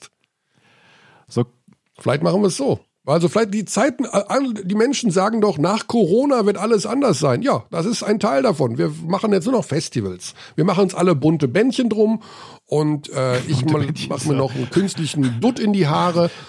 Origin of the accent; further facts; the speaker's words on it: Hagen, North Rhine-Westphalia, Germany; das ist für mich relativ einfach, weil er aus meiner Heimatstadt kommt.